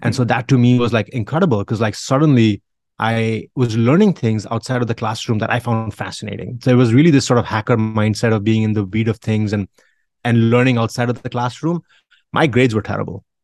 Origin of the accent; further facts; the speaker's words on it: India; I grew up in India